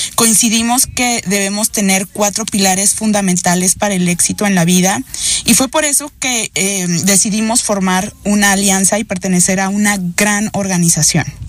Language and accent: Spanish; Veracruz, Mexico; Soy del puerto de Veracruz, México